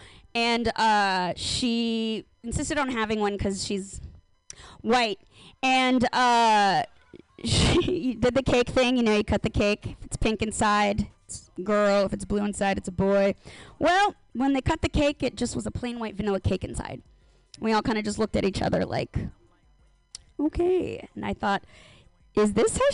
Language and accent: English; Los Angeles, California, United States; I'm from Los Angeles.